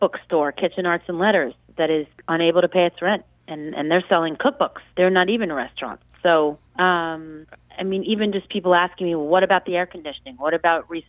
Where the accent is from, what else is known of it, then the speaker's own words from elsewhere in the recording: New York City, New York, United States; I grew up in Manhattan